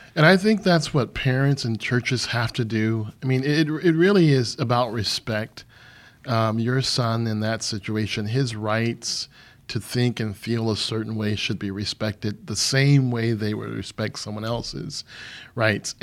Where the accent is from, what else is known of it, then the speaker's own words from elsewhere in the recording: Michigan, United States; moved away as an adult; also born or lived in Missouri / Riyadh, Saudi Arabia; now in St. Louis, United States; I grew up in Michigan, but I joined the army really, really early, and so it took me away from the state